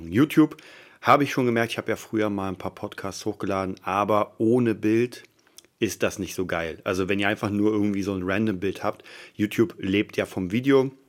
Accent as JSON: {"language": "German", "region": "Berlin", "country": "Germany", "said": "Ich, hab, ich komme aus Kreuzberg, das habe ich euch schon mal erzählt. Das heißt, da waren Prügeleien an der Tagesordnung."}